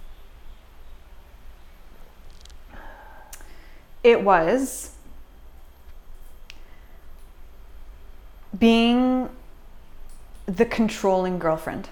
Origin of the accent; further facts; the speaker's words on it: Canada; even being Canadian